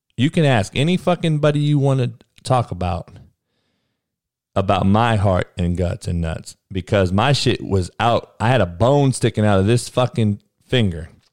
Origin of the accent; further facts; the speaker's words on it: Compton, California, United States; I was the only white boy growing up in Compton during the eighties and nineties